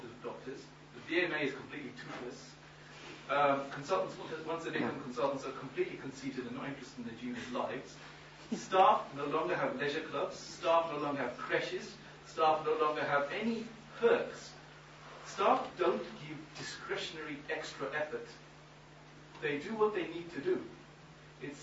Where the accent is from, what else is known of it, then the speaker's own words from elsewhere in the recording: Zimbabwe; moved away; also born or lived in Bolton; In Zimbabwe, where I was raised